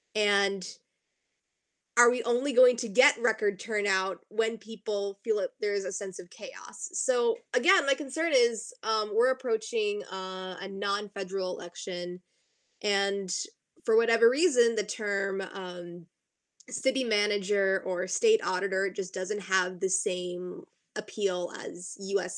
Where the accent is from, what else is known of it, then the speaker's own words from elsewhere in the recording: southern Maine, United States; also born or lived in Pennsylvania; I'm coming to you from my home in southern Maine, where I've done a lot of work uh, in Seacoast, New Hampshire, and Southern Maine politics